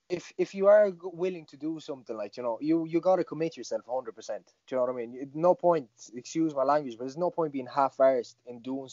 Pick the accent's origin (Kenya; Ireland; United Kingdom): Ireland; Galway, Connacht; And I remember it was in my hometown, the first MMA show in Galway, I think it was.